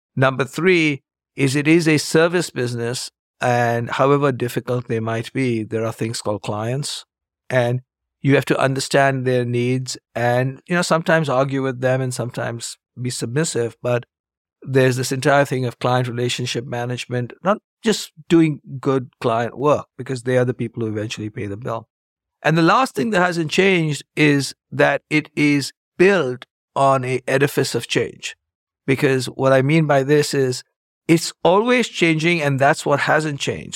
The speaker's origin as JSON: {"language": "English", "country": "India", "tie": "born or raised there", "also_born_or_lived": "Chicago, United States", "moved": "as an adult", "said": "I grew up in India, got a degree in math"}